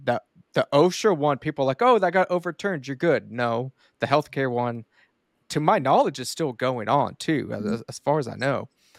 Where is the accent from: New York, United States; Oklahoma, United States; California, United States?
Oklahoma, United States; Duncan; I was born and raised here in Duncan, Oklahoma. We are pretty rural, have about 23,000-24,000 people